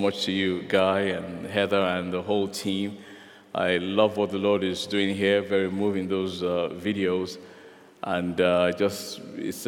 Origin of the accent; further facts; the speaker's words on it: Nigeria; I'm a Nigerian